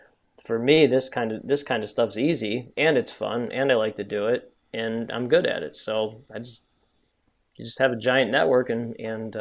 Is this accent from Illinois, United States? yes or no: yes; Chicago, Illinois, United States; I grew up currently in the North Shore of Chicago, which is a pretty affluent area.